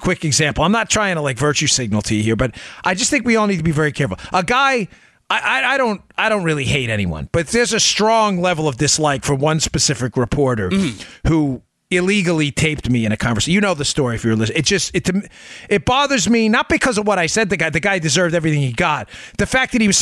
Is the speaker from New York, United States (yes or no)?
yes; New York, United States; I grew up in New York